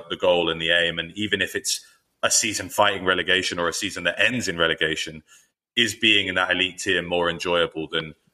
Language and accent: English; London, United Kingdom; growing up in North London